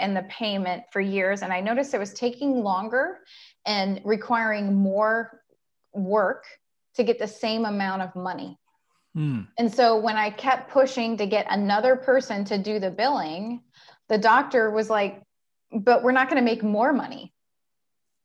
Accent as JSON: {"language": "English", "region": "Ohio", "country": "United States", "said": "I'm from Ohio. I've been in Central Ohio for probably 15 years, but I'm just basically from Ohio."}